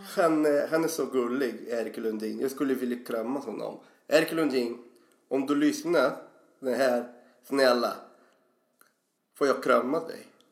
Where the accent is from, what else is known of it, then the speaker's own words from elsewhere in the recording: Brazil; Swedish is a second language; moved away as an adult; now in Sweden; jag har flyttat hit till Sverige från Brasilien 2004